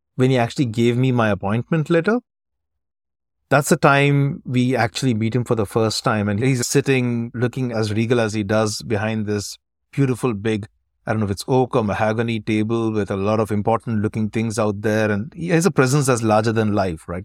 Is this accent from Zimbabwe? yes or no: no; South India, India; also born or lived in Dubai / Chennai; I'm originally from South India, where we understand Hindi, but not too well